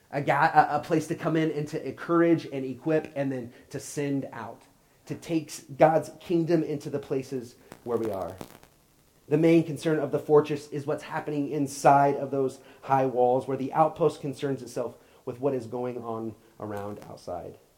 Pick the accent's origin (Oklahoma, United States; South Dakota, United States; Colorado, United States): Oklahoma, United States; moved away as an adult; I grew up in Oklahoma, and I'm a big Oklahoma fan. Um, I, I, still have my Oklahoma stuff but my address has never been there since I left when I was 18.